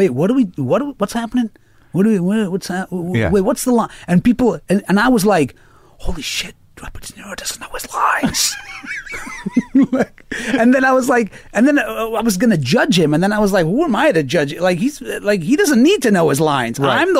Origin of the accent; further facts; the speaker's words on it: India; I don't know, I'm Indian, maybe, probably, I probably